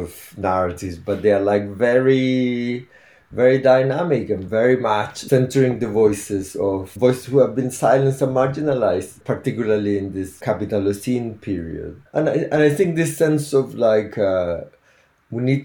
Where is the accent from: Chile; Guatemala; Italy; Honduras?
Chile; now in Devon, United Kingdom; I'm originally from Chile.